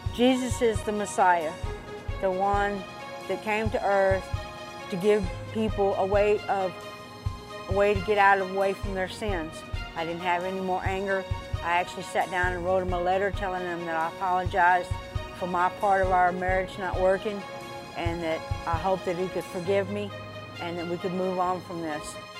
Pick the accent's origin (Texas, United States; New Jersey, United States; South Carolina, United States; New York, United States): Texas, United States; Dallas; also born or lived in Mesquite, Texas / Paris, Texas / Garland, Texas; I grew up in Dallas, uh, as a small child in, in Mesquite. We moved from Mesquite to, uh, Paris, Texas.